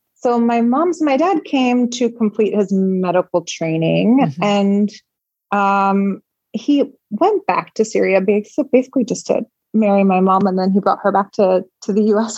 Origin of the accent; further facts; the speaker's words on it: Chicago, Illinois, United States; moved away as an adult; now in Dubai, United Arab Emirates; I was born and raised in Chicago